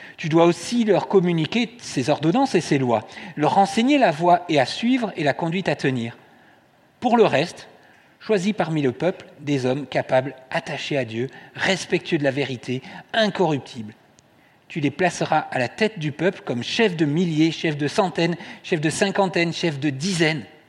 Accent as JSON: {"language": "French", "town": "Toulouse", "region": "Occitania", "country": "France", "tie": "born or raised there", "said": "je suis né à Toulouse"}